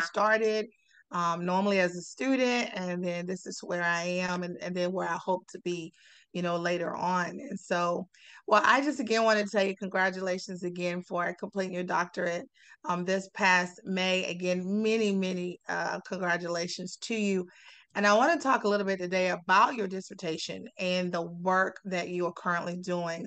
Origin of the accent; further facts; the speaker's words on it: South Carolina, United States; growing up in South Carolina, I'm from South Carolina